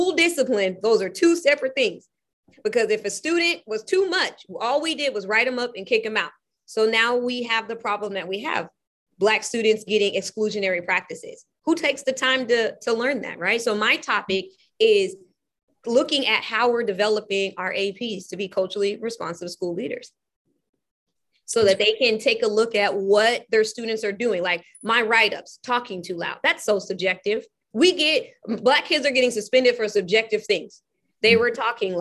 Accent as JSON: {"language": "English", "region": "California", "country": "United States", "tie": "born or raised there", "moved": "yes", "lives_now": "Portland, United States", "said": "I'm from California. My mom made sure I went to all of the most predominantly white schools you can think about"}